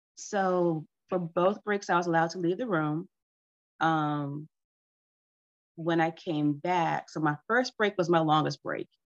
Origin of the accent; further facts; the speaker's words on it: United States; first language English; I'm American, so English was my first language, but not my best language